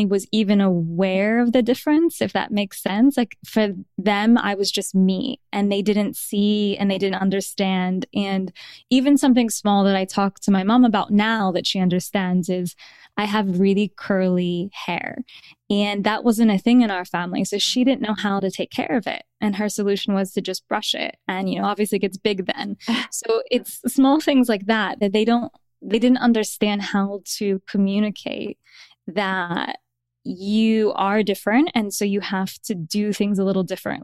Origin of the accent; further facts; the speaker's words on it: Midwest, United States; that was where I grew up